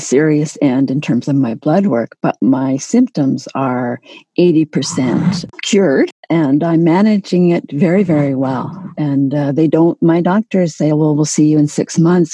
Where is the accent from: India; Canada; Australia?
Canada; I'm Canadian